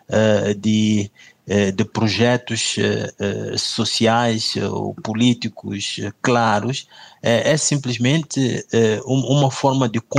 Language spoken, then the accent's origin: Portuguese; Mozambique; Eu sinto-me desrespeitado como moçambicano, né? porque eu gostaria de fazer parte uh, da gestão do nosso país